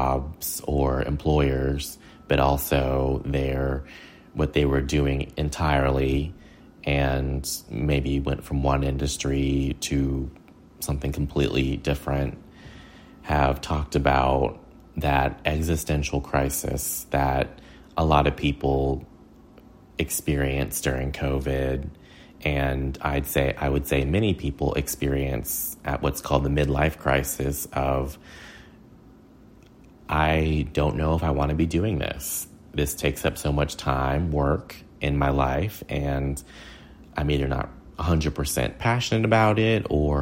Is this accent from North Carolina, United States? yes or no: yes; Hickory, North Carolina, United States; also born or lived in Ireland; my hometown of Hickory, North Carolina, which is a small southern manufacturing town